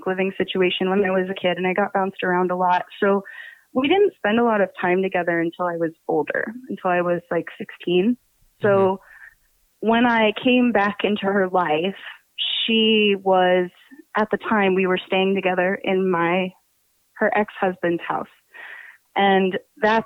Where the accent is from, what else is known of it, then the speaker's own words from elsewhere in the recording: Pennsylvania, United States; accent: New Jersey; I'm from Pennsylvania